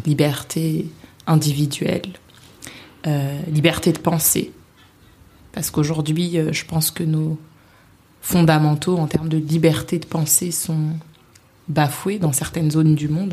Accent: Vitry-sur-Seine, Île-de-France, France; also born or lived in Paris; j'ai grandi à Vitry-sur-Seine, une très belle ville du Val-de-Marne.

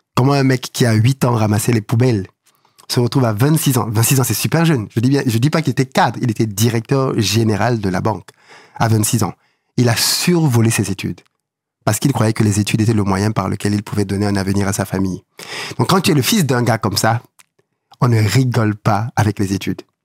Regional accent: Douala, Littoral, Cameroon; moved away; Je suis né, j'ai grandi à Douala

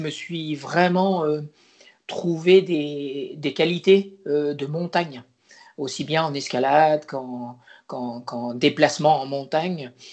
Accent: Poitiers, Nouvelle-Aquitaine, France; moved away as an adult; also born or lived in La Rochelle / Caen; Je viens d'une région plutôt plate, euh, qui est la région de Poitiers, le Poitou

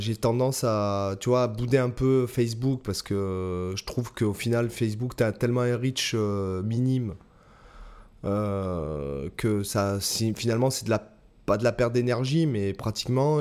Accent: Toulon, Provence-Alpes-Côte d'Azur, France; moved away; je suis retourné à Toulon, ma ville natale

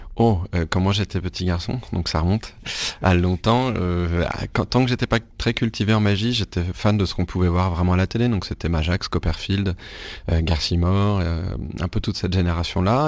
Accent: Rennes, Brittany, France; je suis né à Rennes, en Bretagne. Donc je suis, je suis, breton, pas pure souche, mais breton de naissance

